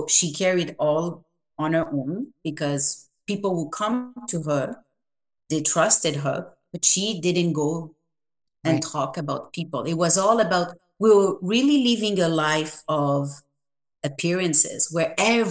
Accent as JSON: {"language": "English", "country": "France", "tie": "born or raised there", "moved": "yes", "said": "I was raised in France"}